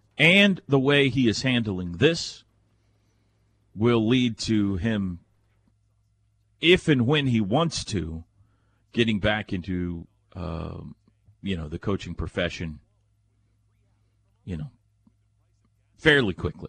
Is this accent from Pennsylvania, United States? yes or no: no; California, United States; I grew up in the Bay Area and went to school, obviously, in Oklahoma.